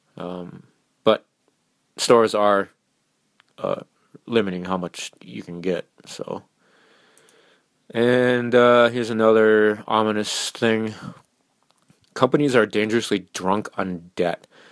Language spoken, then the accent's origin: English; Minnesota, United States; my home state of Minnesota